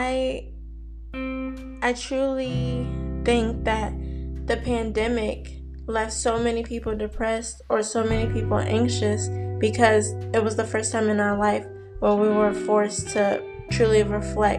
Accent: New Jersey, United States; moved away; also born or lived in Maryland; my home in Jersey

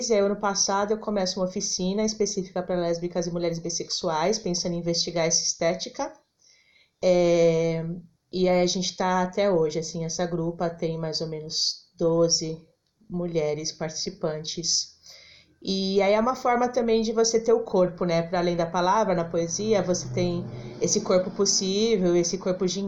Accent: São Paulo, Brazil; eu nasci em São Paulo mesmo, sempre morei aqui em São Paulo. A princípio na Penha, Zona Leste, e agora eu moro na República, no centro.

